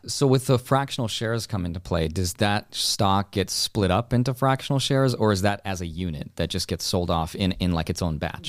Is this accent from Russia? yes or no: yes; Russia; moved away; I was born in Russia